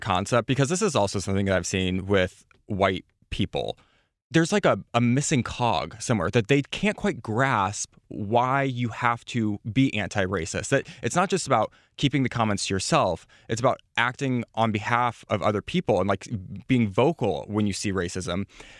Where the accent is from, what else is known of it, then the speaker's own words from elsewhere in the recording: Midwest, United States; And I come from the Midwest, so I'm in the same position as you are